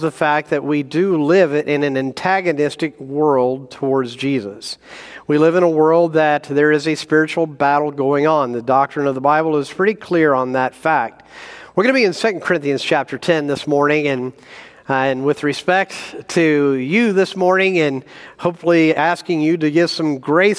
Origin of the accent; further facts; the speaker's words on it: Indiana, United States; moved away as an adult; also born or lived in Mississippi / New Jersey / Wisconsin / South Carolina; now in Idaho, United States; I was born in Mississippi, raised in Indiana, lived a year in New Jersey, college of Wisconsin, grad school South Carolina, and then went west.